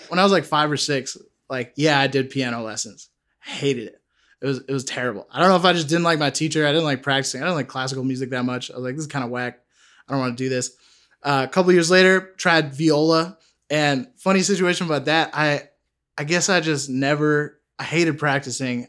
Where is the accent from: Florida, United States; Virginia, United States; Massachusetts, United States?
Massachusetts, United States; Sudbury; I grew up in Sudbury, Massachusetts.